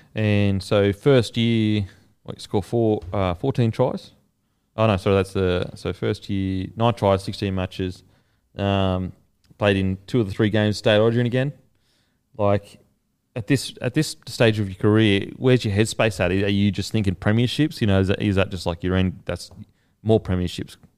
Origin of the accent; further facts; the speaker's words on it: Queensland, Australia; as a Queenslander